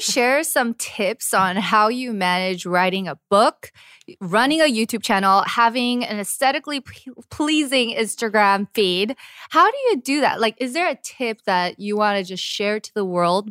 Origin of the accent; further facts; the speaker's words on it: United States; moved away as an adult; now in Korea; as an American